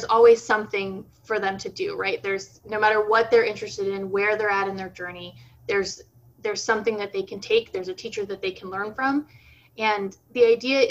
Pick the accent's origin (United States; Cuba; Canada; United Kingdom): United States; growing up in the States, you know, very divorced from Brazilian culture and from a Brazilian community here